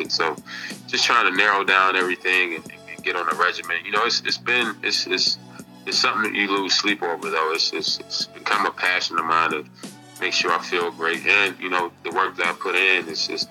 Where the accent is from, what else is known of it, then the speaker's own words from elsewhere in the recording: Kelford, North Carolina, United States; growing up in Kelford, going to a mid-major school, going to a high school that no one ever heard